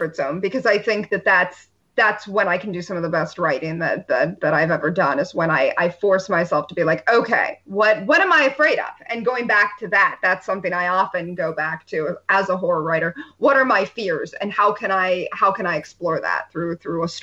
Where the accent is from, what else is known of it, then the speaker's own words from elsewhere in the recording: about a 90-minute drive from Cleveland, Rust Belt, United States; I grew up about a 90-minute drive from Cleveland